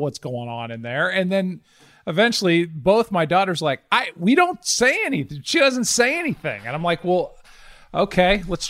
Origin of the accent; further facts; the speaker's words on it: Chicago, Illinois, United States; born there; Well, I was born in Chicago.